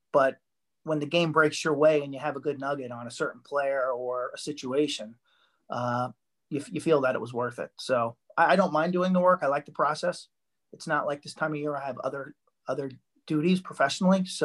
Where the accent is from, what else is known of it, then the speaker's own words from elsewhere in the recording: Long Island, South Shore, Nassau County, New York, United States; Long Island, South Shore, Nassau County, small little town, couple towns in from Queens.